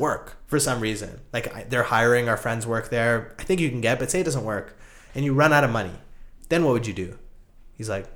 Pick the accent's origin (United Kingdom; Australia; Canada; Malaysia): Canada; Calgary, Alberta; now in Toronto, Canada; I'm from Calgary, and I spent the last, you know, couple of years in Toronto